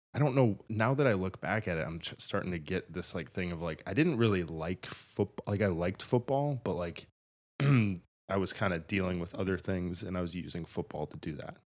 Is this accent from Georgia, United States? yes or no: no; Buffalo, New York, United States; moved away as an adult; I'm glad that I'm from there. I'm glad that I'm from Buffalo